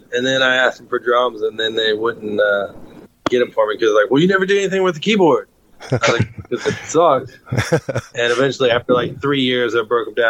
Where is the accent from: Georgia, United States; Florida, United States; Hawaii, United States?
Georgia, United States; Atlanta; moved away as an adult; now in Charlotte, United States; I've lived in Charlotte since 2002. I grew up in Atlanta.